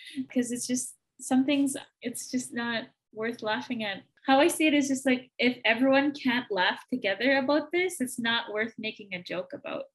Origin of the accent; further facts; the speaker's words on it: Manitoba, Canada; I'm from Manitoba